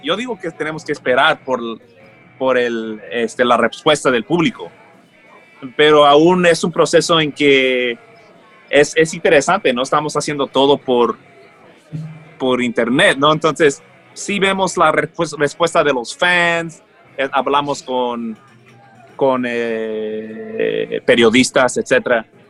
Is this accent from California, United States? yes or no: yes; Los Angeles, California, United States; also born or lived in Colombia / Mexico; crecí en ese ámbito en Los Ángeles